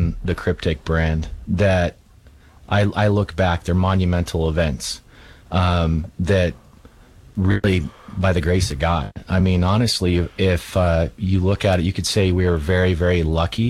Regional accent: Idaho, United States; moved away as an adult; I was born and raised in Idaho. We moved away for 22 years

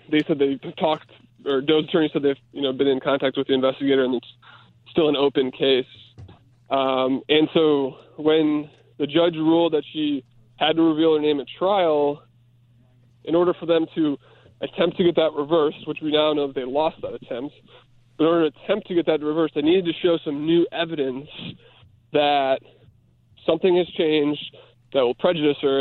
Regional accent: Chicago, Illinois, United States; I'm a Chicagoan

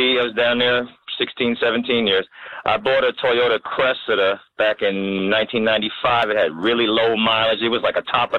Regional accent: New Jersey, United States; moved away; also born or lived in Virginia; they didn't know I was from Jersey

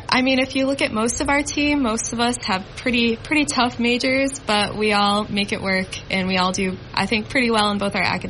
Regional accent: Waverly, New York, United States; I'm actually semi-local. I grew up in Waverly, New York, so I grew up only about, 35 minutes from here.

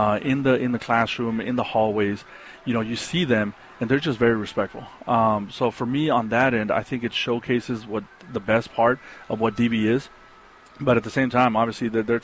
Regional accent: El Paso, Texas, United States; moved away as an adult; also born or lived in New York / Dallas, Texas; I grew up in the Lower Valley

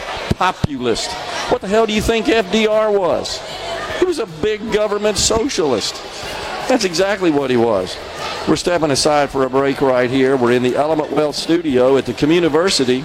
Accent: Jackson, Mississippi, United States; my house out there where I grew up, 4470 Maryland Drive, Jackson, Mississippi

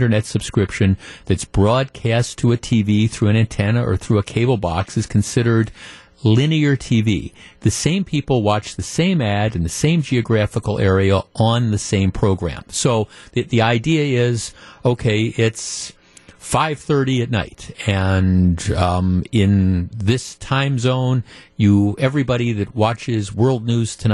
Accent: Milwaukee, Wisconsin, United States; growing up in the Milwaukee area

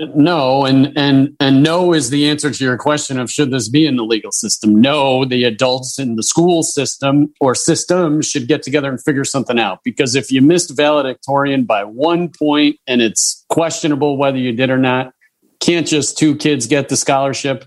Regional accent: Chicago, Illinois, United States; I am a Cub fan, and I grew up near Wrigleyville.

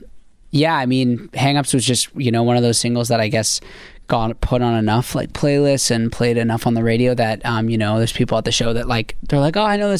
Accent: Canada; I'm from Canada

